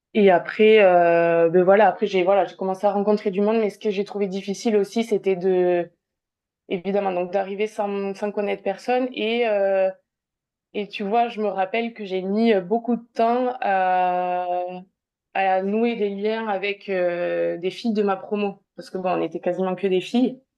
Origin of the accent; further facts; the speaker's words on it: south-west France, France; also born or lived in Liège, Belgium / Bordeaux; je suis originaire euh, du sud-ouest de la France. Euh, j'habite euh, tout près d'Agen